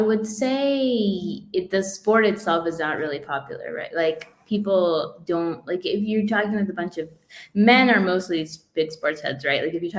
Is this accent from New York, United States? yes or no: no; Iowa, United States; born there; So I was born in Iowa, so the Iowa Hawkeyes, that's my favorite team. Nice. Because I was born in Iowa, but I don't really follow football that much.